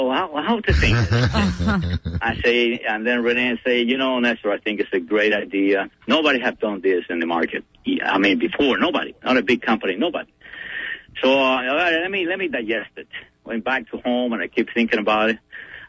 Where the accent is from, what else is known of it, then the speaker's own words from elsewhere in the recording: Cuba; English is a second language; now in United States; And, you know, when I came from Cuba, I had maybe $5 in my pocket.